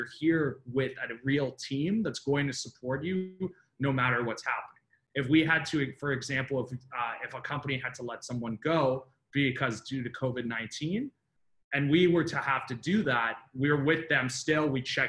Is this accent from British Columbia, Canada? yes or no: no; Richmond Hill, Ontario, Canada; now in Toronto, Canada; So I grew up in Northern Richmond Hill, and then I slowly worked my way down over the years. So now I'm down in King and Spadina.